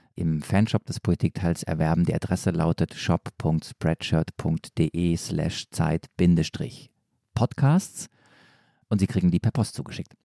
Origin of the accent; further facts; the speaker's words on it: Stuttgart or near Stuttgart, Baden-Württemberg, Germany; accent: Swabian; ich komme eigentlich äh, aus Stuttgart oder aus der Nähe von Stuttgart